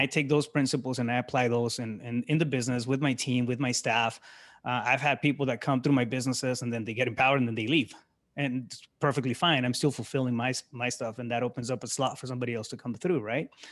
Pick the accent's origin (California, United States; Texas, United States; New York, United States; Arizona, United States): Arizona, United States; Yuma; moved away as an adult; now in Phoenix, United States; I'm originally from Yuma, Arizona. I live in Phoenix now.